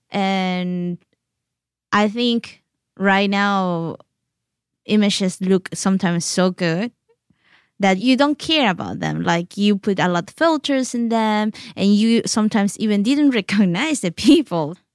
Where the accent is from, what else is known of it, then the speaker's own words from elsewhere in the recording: Oaxaca City, Oaxaca, Mexico; English is a second language; moved away; also born or lived in Yalálag; even when I was raised in Oaxaca City, I was surrounded by my culture there, my Yalaltec culture in Oaxaca City